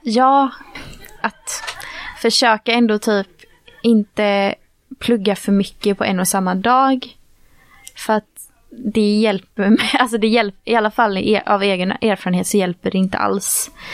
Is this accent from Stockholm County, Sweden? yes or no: no; Gothenburg, Västra Götaland, Sweden; jag är ju från Göteborg